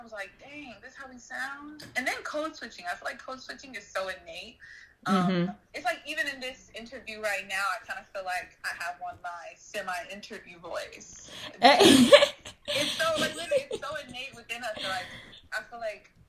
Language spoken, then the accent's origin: English; Chicago, Illinois, United States; I'm originally from Chicago